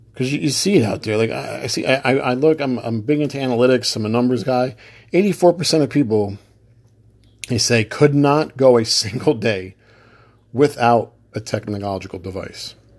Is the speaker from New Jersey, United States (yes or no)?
yes; New Jersey, United States; I'm from New Jersey